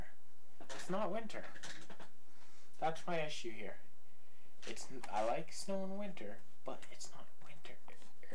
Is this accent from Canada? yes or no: yes; mid British Columbia, Canada; I'm from Upper BC. Not way up there, but mid BC